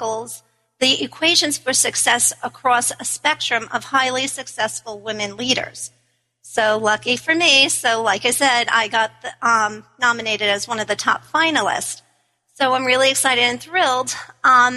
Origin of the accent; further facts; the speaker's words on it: New York, United States; we're in Washington, D.C. I'm from New York.